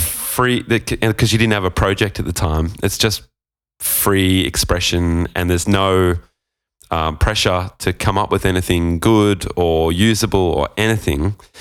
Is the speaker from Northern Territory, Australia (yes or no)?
no; Gold Coast, Queensland, Australia; moved away as an adult; also born or lived in Sydney; I was from the Gold, Gold Coast. We moved to Sydney